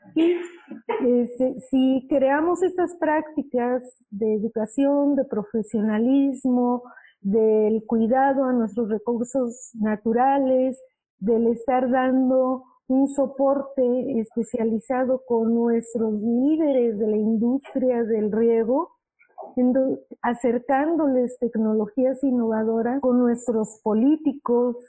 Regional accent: Mexico; como buen mexicano o latinoamericano

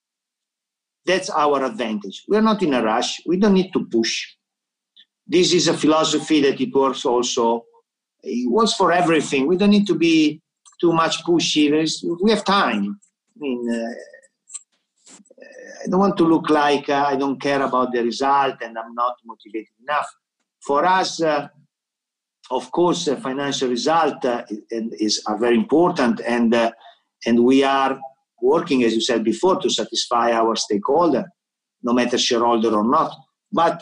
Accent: Milan, Lombardy, Italy; English is a second language; moved away; I'm from Milan

